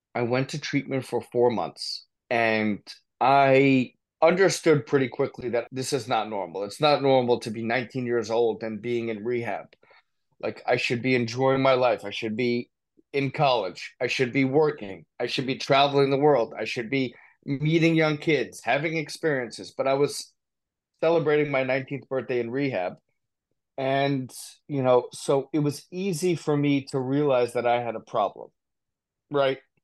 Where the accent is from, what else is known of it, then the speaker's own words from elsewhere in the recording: New Jersey, United States; also born or lived in Poconos, Pennsylvania / New Brunswick, New Jersey; I grew up in New Jersey, great kid, come from a great family